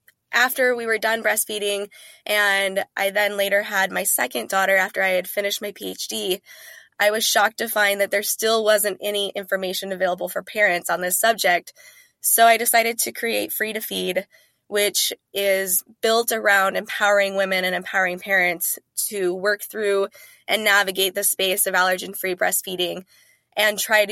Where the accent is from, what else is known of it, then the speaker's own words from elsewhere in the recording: North Dakota, United States; Eventually, we settled in North Dakota, where I attended high school and undergrad. So I claim that as my home state, if you will.